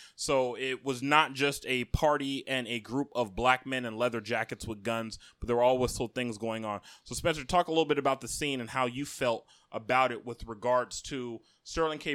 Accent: Akwa Ibom, Nigeria; I am an Oron man from Akwai Bum State. and I am Nigerian

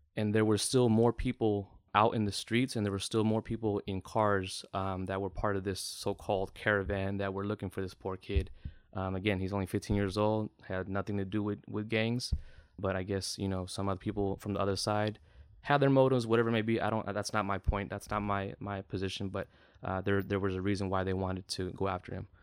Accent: the Bay Area, California, United States; I'm I'm from the Bay

